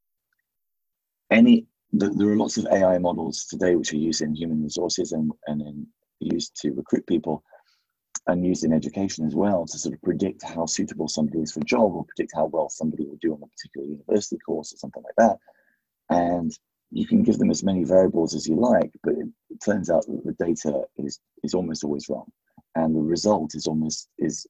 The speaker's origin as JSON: {"language": "English", "area": "just outside Leicester", "region": "East Midlands", "country": "United Kingdom", "tie": "born or raised there", "moved": "yes", "lives_now": "New York, United States", "said": "I grew up just outside Leicester"}